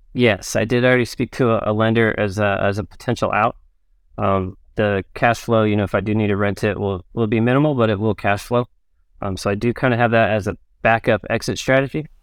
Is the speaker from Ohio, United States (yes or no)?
no; Orange County, California, United States; born or raised there; also born or lived in Pensacola, Florida